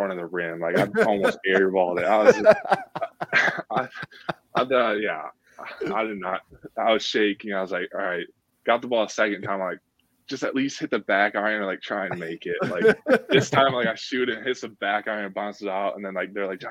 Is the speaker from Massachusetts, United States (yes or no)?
no; Cleveland, Ohio, United States; moved away; also born or lived in Grand Rapids, Michigan; I'm from Cleveland.